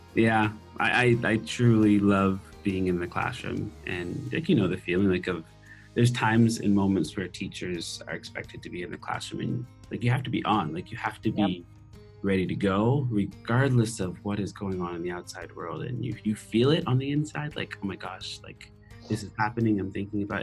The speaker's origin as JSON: {"language": "English", "region": "Nova Scotia", "country": "Canada", "first_language": "English", "moved": "as an adult", "said": "I'm from Nova Scotia"}